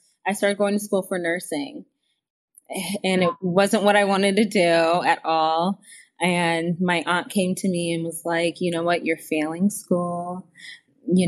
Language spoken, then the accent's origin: English; Potomac, Maryland, United States; I grew up in Washington, right outside of Washington, D.C., in Montgomery County, Maryland, like in the Potomac area